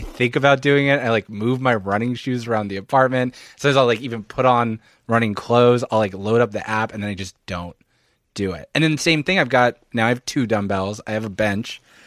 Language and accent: English; Philadelphia, Pennsylvania, United States; moved away as an adult; also born or lived in Montreal; now in New York, United States; I'm from Philadelphia, suburban Philadelphia